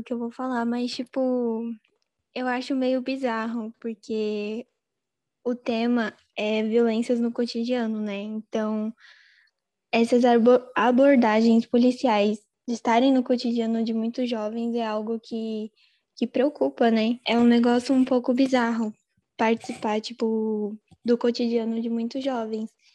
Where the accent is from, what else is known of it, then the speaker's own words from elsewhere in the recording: Mogi das Cruzes, São Paulo, Brazil; eu sou do interior de São Paulo, Mogi das Cruzes